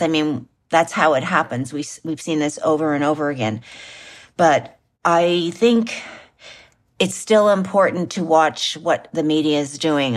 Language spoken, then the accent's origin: English; Canada; just like I'm a Canadian